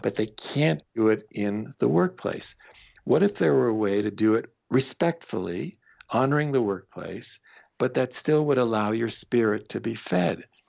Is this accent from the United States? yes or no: no; Canada; I am Canadian